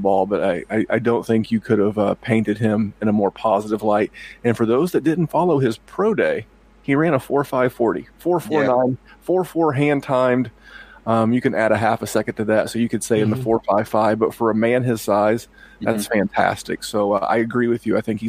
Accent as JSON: {"language": "English", "town": "Indianapolis", "region": "Indiana", "country": "United States", "said": "I'm from the Indianapolis area."}